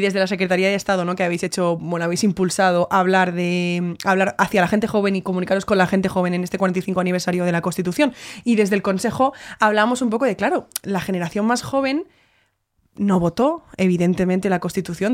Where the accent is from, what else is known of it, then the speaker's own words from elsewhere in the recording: Spain; nosotras como españolas